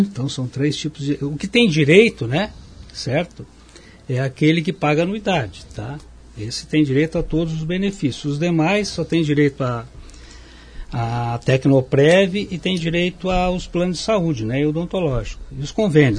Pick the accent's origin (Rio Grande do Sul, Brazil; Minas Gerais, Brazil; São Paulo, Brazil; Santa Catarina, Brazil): Santa Catarina, Brazil; Lages; also born or lived in Joinville / Curitiba; Voltei para minhas raízes em Lages, eu sou de Lages